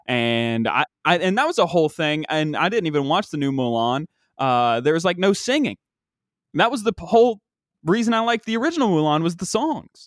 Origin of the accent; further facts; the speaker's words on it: West Virginia, United States; we don't have professional sports in West Virginia